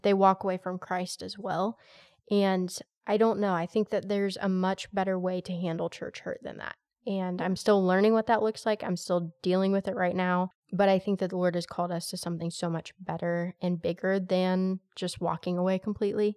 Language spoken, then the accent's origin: English; United States; I'm very American to my core